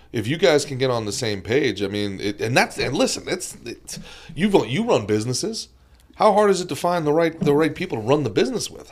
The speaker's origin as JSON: {"language": "English", "region": "New Jersey", "country": "United States", "tie": "born or raised there", "also_born_or_lived": "Brooklyn, New York", "moved": "yes", "lives_now": "Florida, United States", "said": "I was born in Brooklyn and raised in Jersey"}